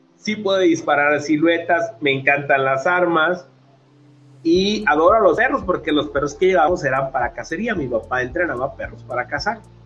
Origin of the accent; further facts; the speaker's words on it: Culiacán, Sinaloa, Mexico; Yo soy de Culiacán, Sinaloa